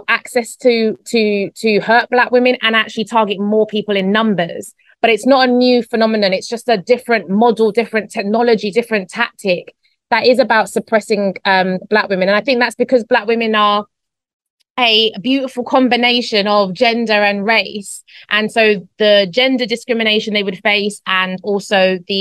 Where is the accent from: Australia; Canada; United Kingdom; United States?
United Kingdom; London; born or raised there; moved away as an adult; now in Spain